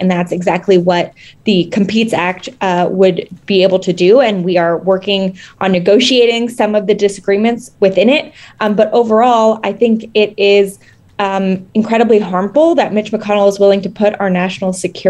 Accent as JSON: {"language": "English", "region": "California", "country": "United States", "said": "And frankly, as a Californian, you know, I think it's important to say the Senate is already anti-small d Democratic."}